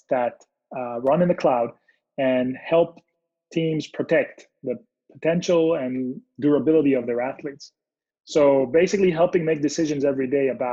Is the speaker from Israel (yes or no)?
yes; Israel; now in California, United States; I'm originally from Israel. I live now in California.